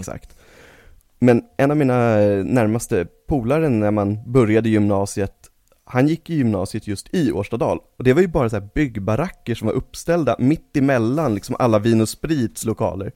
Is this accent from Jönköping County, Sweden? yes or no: no; Stockholm, Stockholm County, Sweden; also born or lived in Stureby; jag föddes ju i uppväxt fram tills jag var typ 11 på Södermalm.